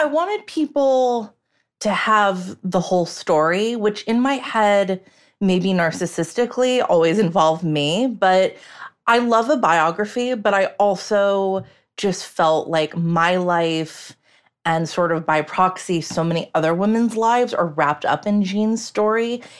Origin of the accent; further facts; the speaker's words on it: United States; I, as an American